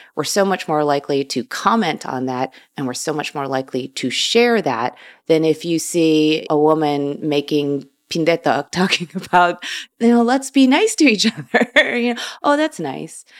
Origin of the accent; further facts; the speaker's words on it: Chicago, Illinois, United States; I was born and raised in Chicago, Illinois.